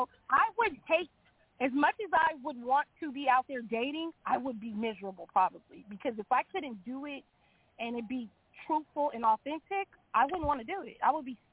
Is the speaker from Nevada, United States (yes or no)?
no; New York, United States; now in California, United States; I was born in New York.